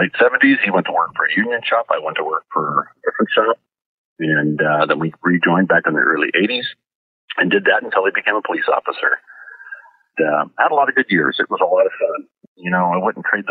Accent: St. Helens, Oregon, United States; We grew up in St. Helens

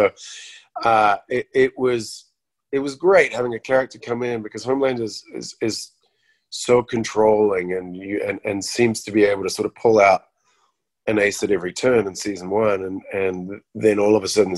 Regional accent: New Zealand; growing up in New Zealand

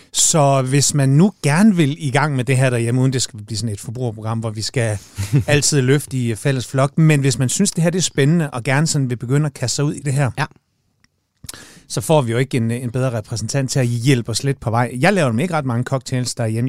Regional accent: Jutland, Denmark; jeg er fra Jylland

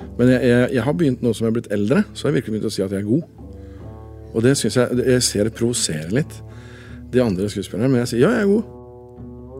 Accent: Innlandet, Norway; accent: Innlandet dialect

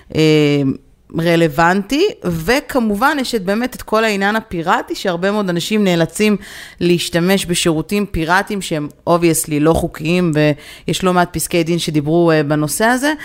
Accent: Israel; moved away; בתור ישראלים שכרגע נמצאים בחו"ל

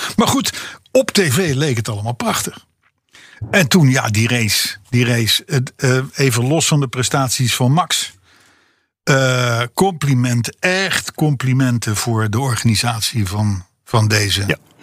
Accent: Netherlands; als Hollander

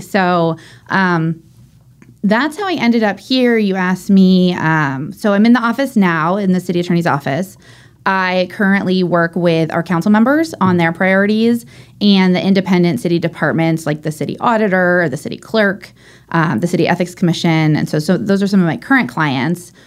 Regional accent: Orange County, California, United States; moved away as an adult; also born or lived in Long Beach; now in San Diego, United States; I grew up in Orange County.

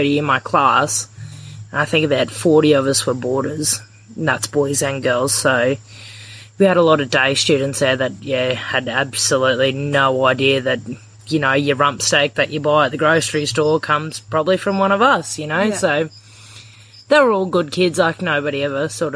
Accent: Injune, Queensland, Australia; I'm from a little town called Injern, Queensland, which is about 90 kilometres north of Roma

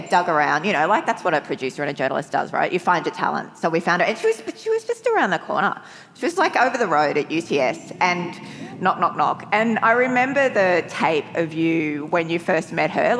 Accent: Bundaberg, Queensland, Australia; I grew up in Bundaberg in the 1980s.

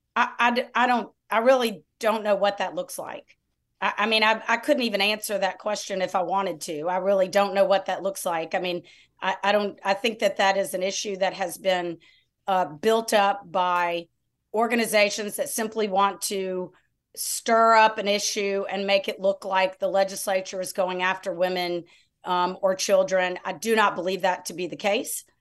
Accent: Lafayette, Louisiana, United States; also born or lived in New Orleans; now in Baton Rouge, United States; I was raised in Lafayette

